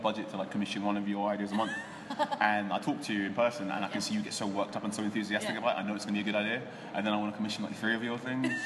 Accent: Ghana

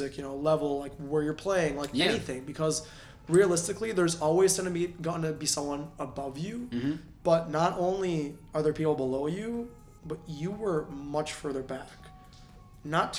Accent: Northwest suburbs, Illinois, United States; I grew up in Northwest suburbs before I moved and lived downtown for like a God knows many years now

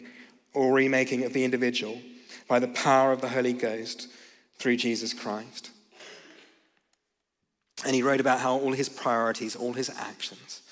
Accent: Australia; I'm from Australia

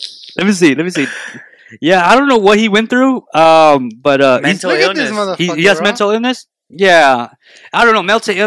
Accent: Roswell, New Mexico, United States; You know, I grew up in Roswell, New Mexico.

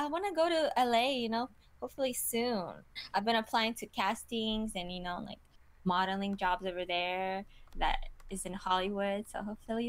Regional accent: Kazakhstan; also born or lived in Thailand / Killeen, Texas; now in Austin, United States; But because I moved from Kazakhstan and lived in Thailand, and I lived in Fort Hood, Killeen, Texas, which is not a lot of opportunity for models to grow. It's not until I came to Austin that I've been doing it.

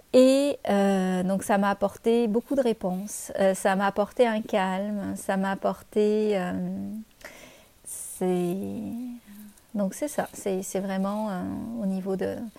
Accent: France; moved away as an adult; now in Canada

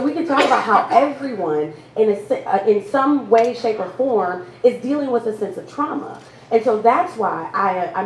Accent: Milwaukee, Wisconsin, United States; I am born and raised here in Milwaukee.

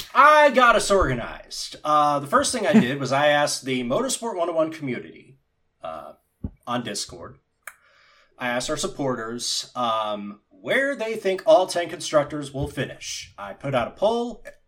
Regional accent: United States; I, as an American

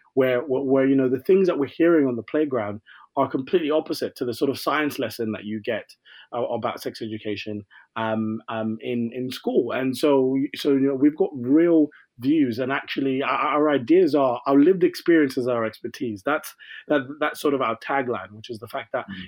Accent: Croydon, London, United Kingdom; I'm from Croydon in London

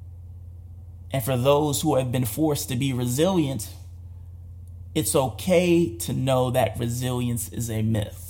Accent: United States; as an American

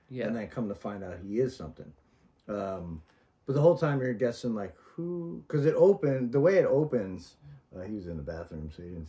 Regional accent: the South, United States; I grew up in the South

